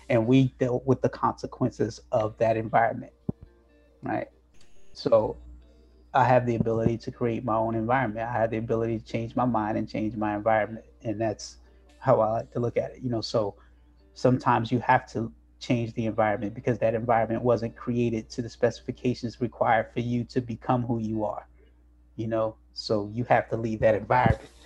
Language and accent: English; New Jersey, United States; My parents from Greenville, North Carolina, right? They moved to New Jersey. I was born in New Jersey